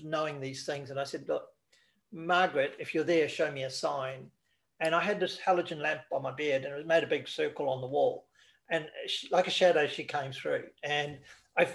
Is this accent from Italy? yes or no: no; New Zealand; moved away; I went back to New Zealand, because I'm originally from New Zealand